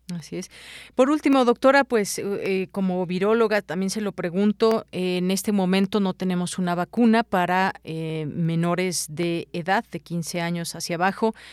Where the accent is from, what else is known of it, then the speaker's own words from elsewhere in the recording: Mexico; como mexicanos